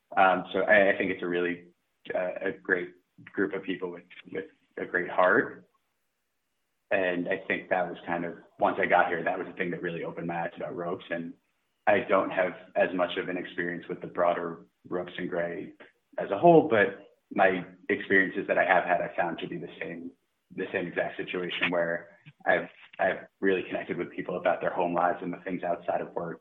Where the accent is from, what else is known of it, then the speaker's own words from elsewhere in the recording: Long Island, New York, United States; now in Hoboken, United States; I am a proud Long Islander